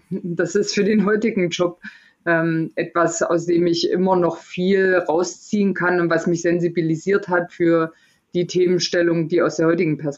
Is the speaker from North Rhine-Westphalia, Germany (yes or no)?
no; Erfurt, Thuringia, Germany; zumindest bei uns in Erfurt, ich bin in Erfurt groß geworden